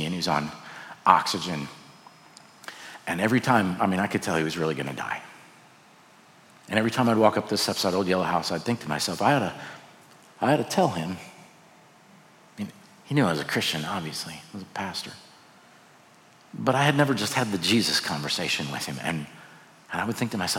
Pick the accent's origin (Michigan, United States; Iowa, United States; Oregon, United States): Iowa, United States; moved away as an adult; also born or lived in Joplin, Missouri; I grew up in Iowa.